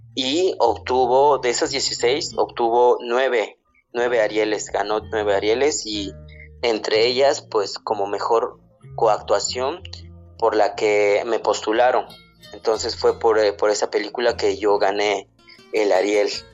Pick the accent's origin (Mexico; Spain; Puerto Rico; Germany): Mexico; a village in Oaxaca; first language Zapotec; Spanish is a second language; moved away as an adult; also born or lived in Mexico City; no hablo bien el español, mi lengua materna es el zapoteco